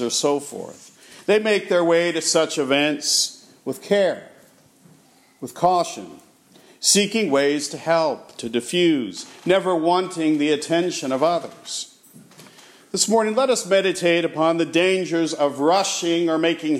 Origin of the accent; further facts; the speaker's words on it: United States; our American culture